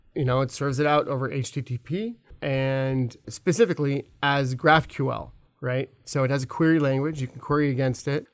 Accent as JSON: {"language": "English", "region": "California", "country": "United States", "tie": "born or raised there", "also_born_or_lived": "Alabama", "moved": "as an adult", "lives_now": "Minneapolis, United States", "said": "I was actually born in Alabama. I grew up in California. I moved to Minneapolis twenty ten"}